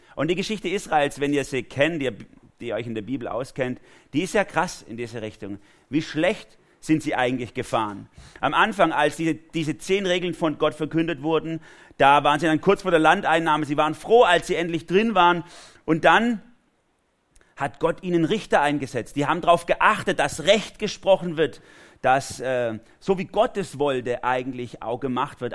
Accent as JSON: {"language": "German", "country": "Germany", "said": "für mich als Deutscher"}